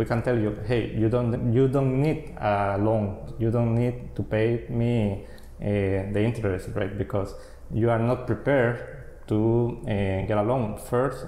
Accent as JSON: {"language": "English", "region": "Cartago", "country": "Costa Rica", "tie": "born or raised there", "also_born_or_lived": "San Jose, Costa Rica", "moved": "yes", "lives_now": "Nosara, Costa Rica", "said": "I was living in San Jose. I was born in Cartago"}